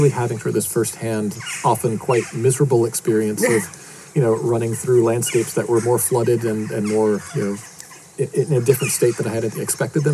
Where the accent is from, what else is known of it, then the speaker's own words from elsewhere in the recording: outside of Boston, Massachusetts, United States; moved away; I was born outside of Boston in Massachusetts in the States.